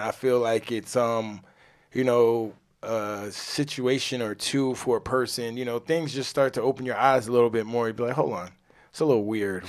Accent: New York, United States; I'm a New Yorker

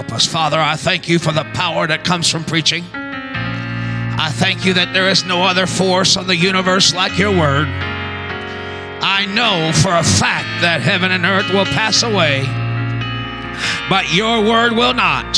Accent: Texas, United States; I'm from Texas

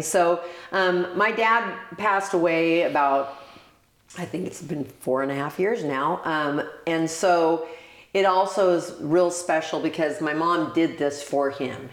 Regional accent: Oregon, United States; I'm the girl from Oregon

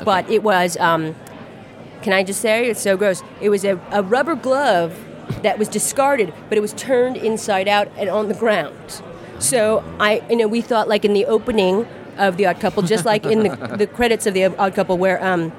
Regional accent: United Kingdom; We're gay British comedians.

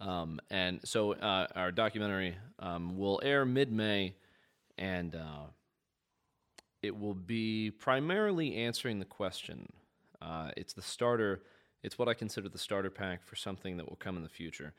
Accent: Midwest, United States; I grew up in the Midwest

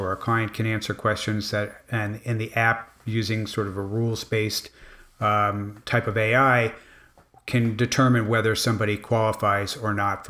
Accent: Miami, Florida, United States; The other part of it was that I grew up in Miami

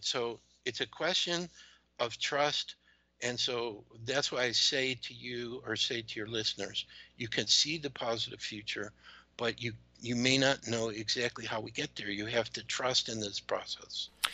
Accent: United States; also born or lived in Georgia; being an American

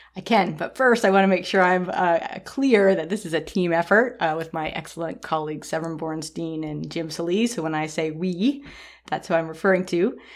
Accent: Toronto, Ontario, Canada; moved away; I grew up in Toronto, which is a really big city

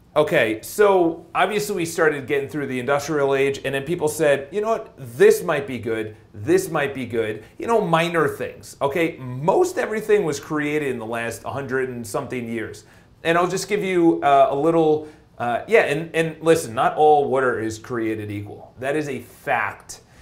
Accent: New York, United States; accent: New York; my New York accent

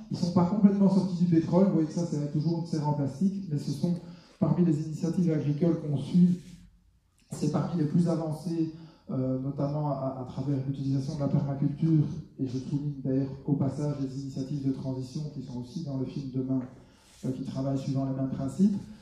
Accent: Belgium; chez nous en Belgique

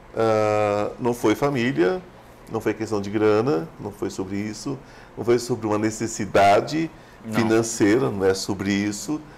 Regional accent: São Paulo, Brazil; eu não sou goiano, sou paulista, mas meu coração é goiano

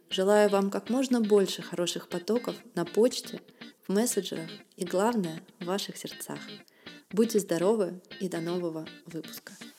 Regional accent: Saint Petersburg, Russia; к Санкт-Петербургу у меня особое отношение. Это ведь мой родной город

